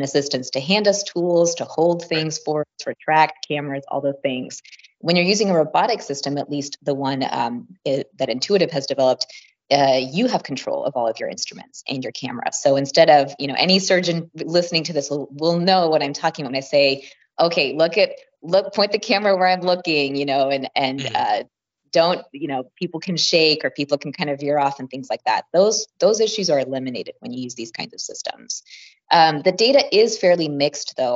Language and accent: English; Midwest, United States; I'm from the Midwest myself, but kind of did my training all over.